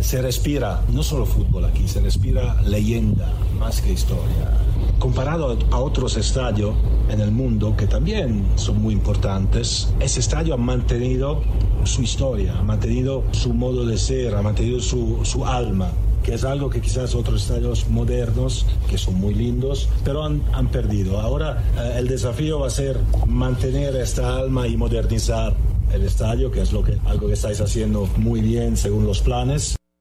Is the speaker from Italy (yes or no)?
yes; Italy; Como italiano